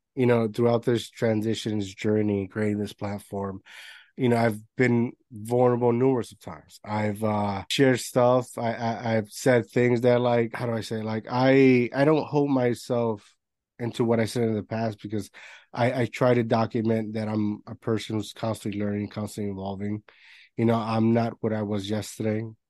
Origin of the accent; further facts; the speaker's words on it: Puerto Rico; moved away; I grew up in Puerto Rico, so it's an island